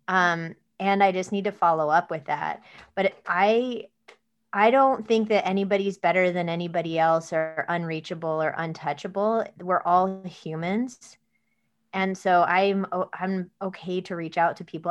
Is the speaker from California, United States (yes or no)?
yes; Mojave Desert, Southern California, United States; I was born in Southern California in the desert, uh, in the Mojave Desert, um, and we lived on a dirt road in the middle of nowhere in a mobile home.